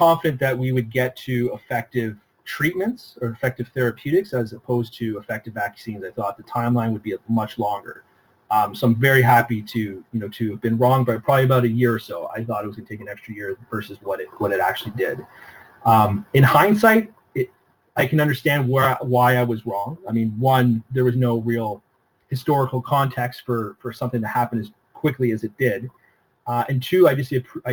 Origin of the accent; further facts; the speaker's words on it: Toronto, Ontario, Canada; I'm born and raised in Toronto